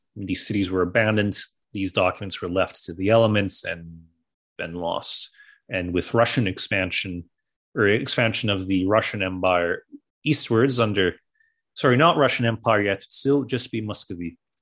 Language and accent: English; Canada; growing up in Canada